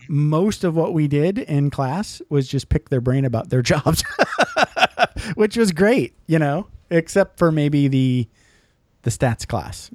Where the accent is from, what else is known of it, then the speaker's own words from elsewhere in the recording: Michigan, United States; I grew up in Michigan